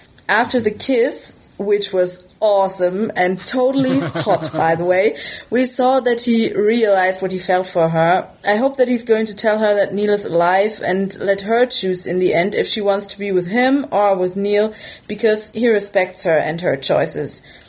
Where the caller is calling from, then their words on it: Germany; English is a second language; I'm calling in from Germany. I hope my English is okay, as it's not my first language